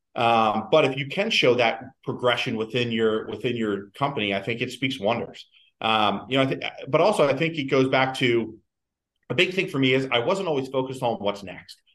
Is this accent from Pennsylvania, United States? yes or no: yes; Philadelphia, Pennsylvania, United States; moved away as an adult; also born or lived in Cleveland; now in New York City, United States; I, I, started out in Philly and in, in, in, my hometown